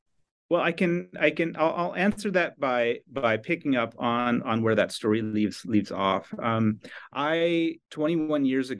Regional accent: outside of Minneapolis, Minnesota, United States; moved away as an adult; also born or lived in Sweden; I'm a Minnesotan. I grew up outside of Minneapolis

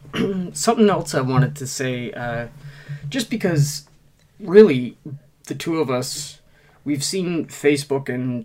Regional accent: Nova Scotia, Canada; I am such a proud Nova Scotian.

